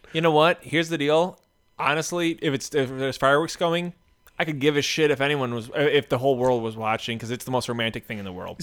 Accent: United States; I'm an American

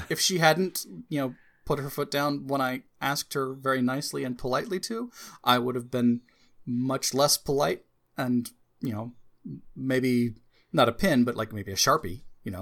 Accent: United States; As an American

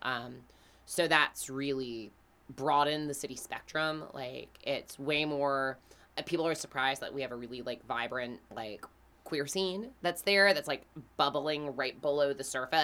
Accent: Greenville, South Carolina, United States; We are from Greenville, South Carolina

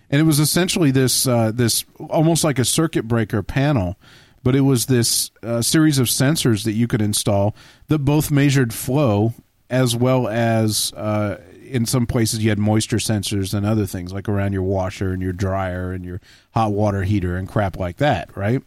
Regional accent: Texas, United States; growing up in Texas

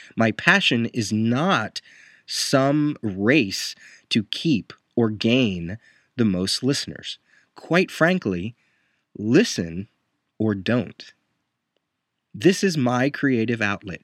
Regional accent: Puerto Rico; I am a Puerto Rican

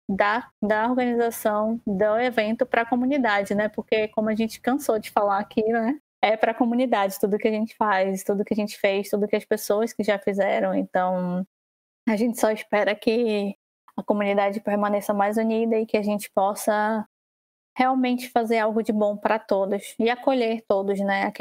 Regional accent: Manaus, Amazonas, Brazil; espero também ansiosamente para a edição que vai ser em Manaus, lá na minha terrinha. Estão todos convidados a tomarem banho de rio quando eu estiver lá e ficar na minha casa.

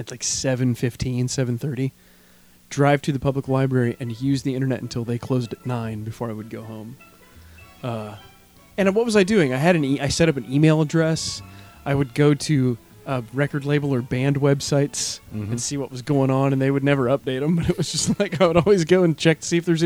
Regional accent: Warsaw, Indiana, United States; now in Bloomington, United States; we were home last weekend, my hometown, for my grandparents' 60th wedding anniversary party.

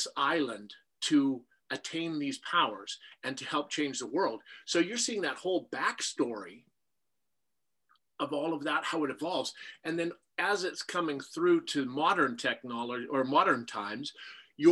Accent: Saskatchewan, Canada; I was a tall, skinny kid with glasses and braces growing up in Saskatchewan

